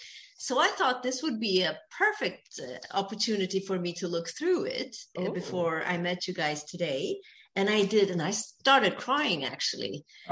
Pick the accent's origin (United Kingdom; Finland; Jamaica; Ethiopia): Ethiopia; I am Ethiopian. I was born in Ethiopia.